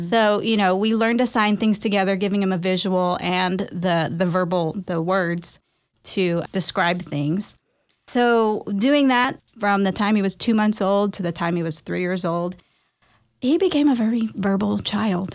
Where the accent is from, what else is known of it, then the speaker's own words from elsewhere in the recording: Garland, Texas, United States; also born or lived in Dallas, Texas; I am a Filipino American born here in Dallas, Texas, and raised right down the road in Garland.